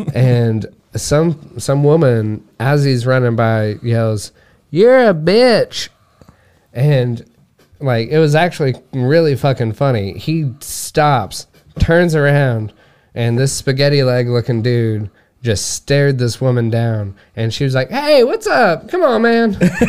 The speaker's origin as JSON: {"language": "English", "region": "Oklahoma", "country": "United States", "said": "I am from Oklahoma"}